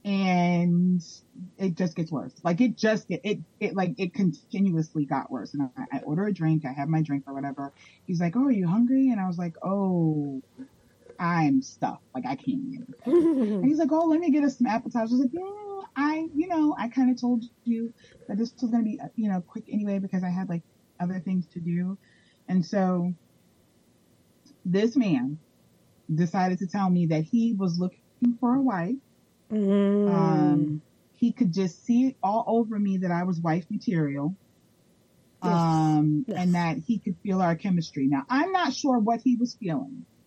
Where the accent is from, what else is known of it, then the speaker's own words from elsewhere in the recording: Jersey City, New Jersey, United States; accent: Jersey; moved away as an adult; now in Florida, United States; I am originally from New Jersey. I was born and raised in Jersey City, New Jersey